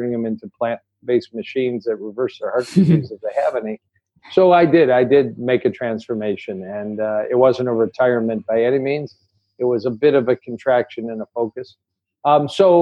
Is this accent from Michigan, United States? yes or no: yes; Detroit, Michigan, United States; I want to be in Detroit. It's my hometown